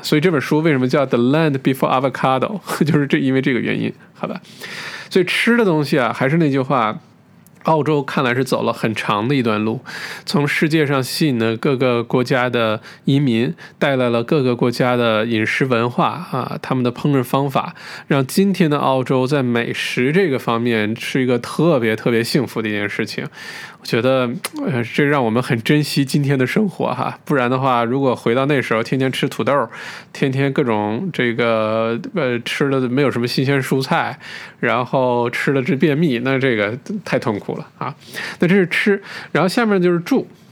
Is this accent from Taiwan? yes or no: no; Northeast China, China; now in Australia; 好像小的时候在中国，呃，像我是东北人，呃，小的时候在家里头，冬天的时候也没什么菜